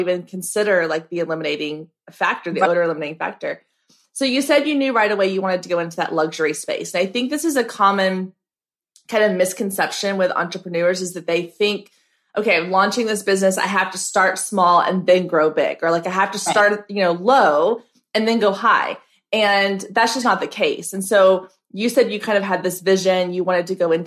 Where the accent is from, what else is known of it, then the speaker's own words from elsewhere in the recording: Waco, Texas, United States; I'm here in Texas. I grew up in Waco.